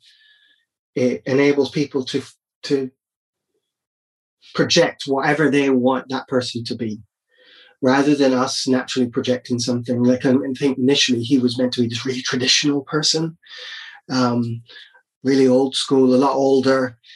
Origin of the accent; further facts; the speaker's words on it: Barbados; growing up in Barbados